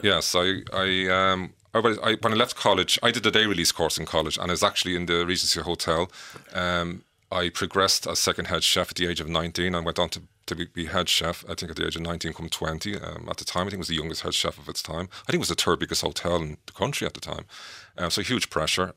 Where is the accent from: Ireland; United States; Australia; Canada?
Ireland; Dublin, Leinster; when I was a child growing up in Artane, Dublin